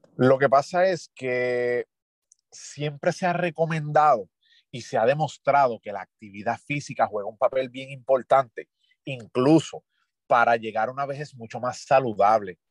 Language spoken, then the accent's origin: Spanish; Ponce, Puerto Rico; moved away as an adult; also born or lived in Río Piedras / Mexico / United States; now in San Germán, Puerto Rico; Soy nacido y criado en Ponce